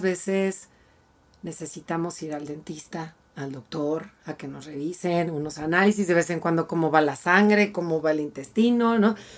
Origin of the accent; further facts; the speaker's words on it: Mexico; como mexicanos